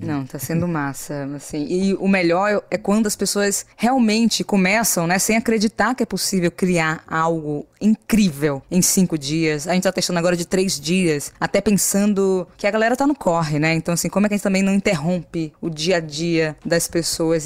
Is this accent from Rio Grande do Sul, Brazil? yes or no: no; Salvador, Bahia, Brazil; Eu vim da periferia de Salvador.